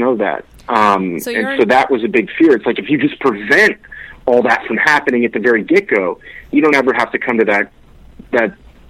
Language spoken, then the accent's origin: English; Miami, Florida, United States; Jen, I know you came from Miami. I came from Miami.